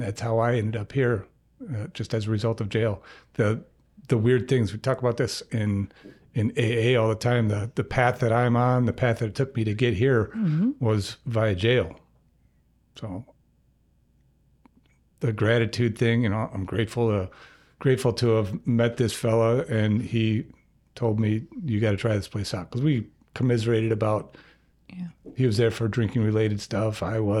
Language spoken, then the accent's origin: English; Troy, Michigan, United States; now in Grand Rapids, United States; I am from the east side of the state. I grew up in Troy, lived in Ferndale a lot of years. I made it to Grand Rapids via the legal system.